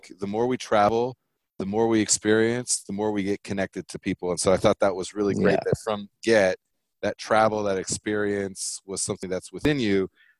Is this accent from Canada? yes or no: no; Germany; I was in homeschool for a minute as well. And I grew up in Germany, and like, I'm feeling you on that.